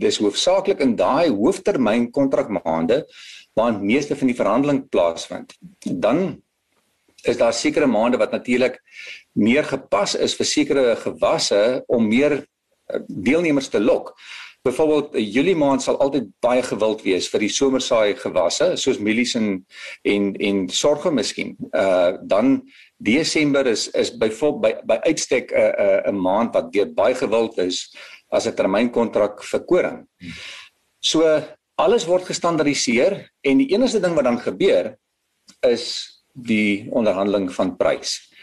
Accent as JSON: {"language": "Afrikaans", "country": "South Africa", "said": "as 'n Afrikaner en as 'n uh, 'n persoon wat in die landbou"}